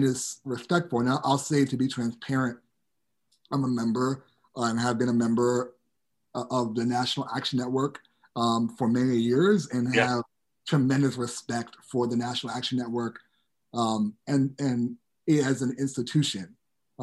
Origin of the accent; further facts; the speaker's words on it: New York City, New York, United States; growing up in New York City and then in the suburbs of New York City